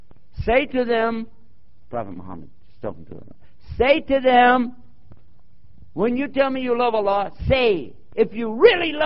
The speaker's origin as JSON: {"language": "English", "region": "Texas", "country": "United States", "said": "as we say in Texas"}